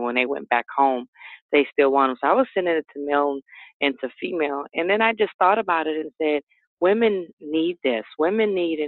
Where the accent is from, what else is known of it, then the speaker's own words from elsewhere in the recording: New Orleans, Louisiana, United States; growing up in New Orleans, I just wanted to go to school, be with family